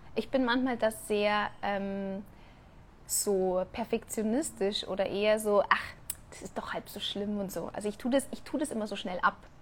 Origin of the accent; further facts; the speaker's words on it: Germany; moved away as an adult; now in Mexico; man meldet sich von einem Land ab, das einfach 32 Jahre meine Heimat war